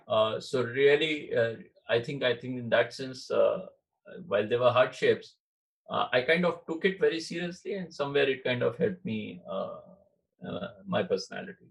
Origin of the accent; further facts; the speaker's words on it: Varanasi, Uttar Pradesh, India; moved away; also born or lived in Maharashtra; I was born in in uh, Maharashtra. Okay. Yeah. But my father uh, moved to Banaras as a professor in Banaras in the University. So wow. right at yeah yeah I think I was two when we moved to Banaras.